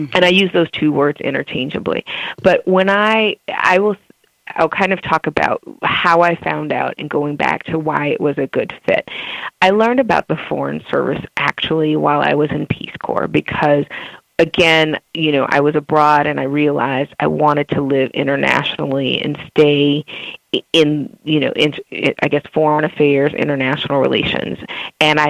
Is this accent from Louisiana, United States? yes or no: yes; New Orleans, Louisiana, United States; moved away; growing up in New Orleans